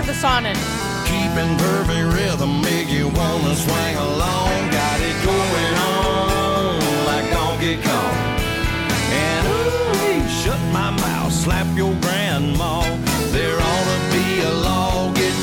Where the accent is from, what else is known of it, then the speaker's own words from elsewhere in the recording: Wisconsin, United States; I'm from Wisconsin